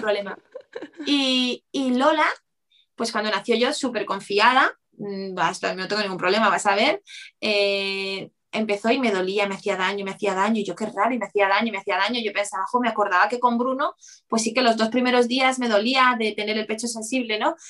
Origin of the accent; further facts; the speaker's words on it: Bilbao, Basque Country, Spain; yo, yo de Bilbao